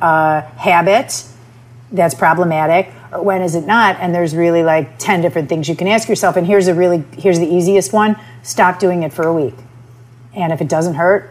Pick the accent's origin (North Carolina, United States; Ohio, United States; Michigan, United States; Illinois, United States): Michigan, United States; moved away as an adult; now in New York, United States; I'm from Michigan